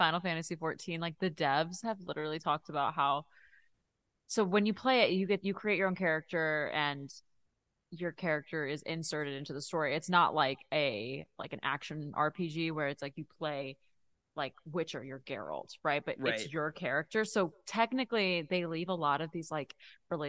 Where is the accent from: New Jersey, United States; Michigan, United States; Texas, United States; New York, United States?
Texas, United States; growing up in Texas